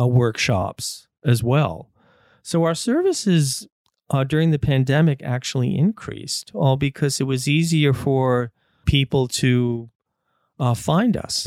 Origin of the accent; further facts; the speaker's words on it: United States; now in Canada; I grew up in the States